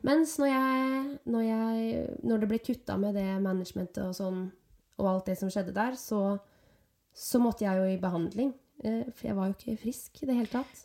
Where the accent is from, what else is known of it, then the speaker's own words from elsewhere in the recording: Nøtterøy, Vestfold, Norway; moved away as an adult; now in Oslo, Norway; Jeg er fra Nøtterøy.